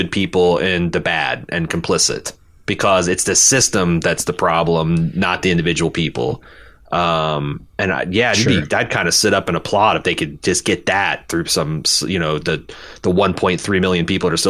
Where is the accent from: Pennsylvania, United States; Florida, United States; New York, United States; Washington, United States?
New York, United States; Brooklyn; As a New Yorker born and raised in Brooklyn, I might be one of the few people looking forward to the Isle of Dead spinoff.